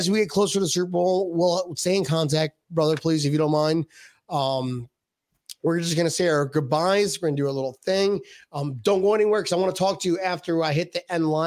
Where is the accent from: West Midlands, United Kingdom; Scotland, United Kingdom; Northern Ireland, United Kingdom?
Scotland, United Kingdom; I'm from Scotland, helping Scotland.